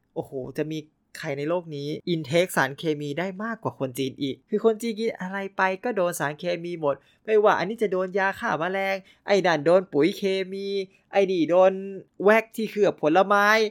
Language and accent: Thai; Thailand; also born or lived in China